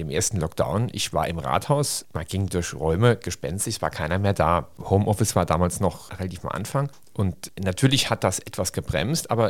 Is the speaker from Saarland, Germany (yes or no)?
yes; St. Ingbert, Saarland, Germany; bin St. Seengbärter aus Überzeugung. Meine Eltern kommen aus St. Seengbert, meine Großeltern und mir liegt meine Heimatstadt am Herzen